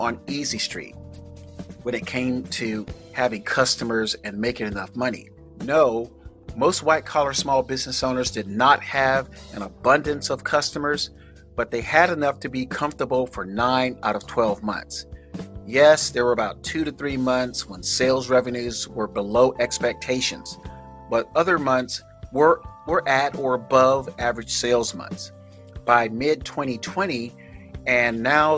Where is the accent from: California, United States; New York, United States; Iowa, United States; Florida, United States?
Florida, United States; South; My hometown people in South Florida